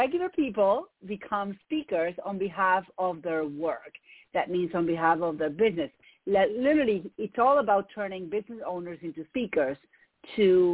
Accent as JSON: {"language": "English", "country": "Argentina", "second_language": "English", "moved": "as an adult", "lives_now": "United States", "said": "if you hear an accent, it's because I have one. I'm from Argentina."}